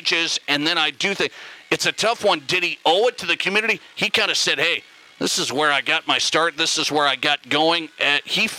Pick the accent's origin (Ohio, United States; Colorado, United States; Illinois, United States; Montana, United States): Montana, United States; I'm from Montana